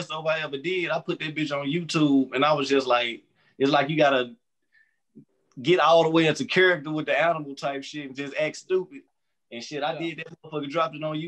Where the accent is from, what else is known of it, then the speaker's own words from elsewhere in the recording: Memphis, Tennessee, United States; moved away as an adult; also born or lived in Murfreesboro; now in Nashville, United States; I'm from Memphis, Tennessee. Memphis, Tennessee, born and raised.